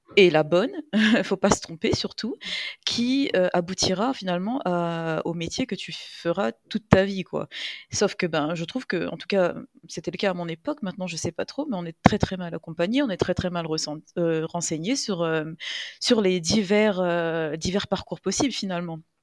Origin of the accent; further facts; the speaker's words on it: Réunion; also born or lived in metropolitan France; je vis à La Réunion, je suis réunionnaise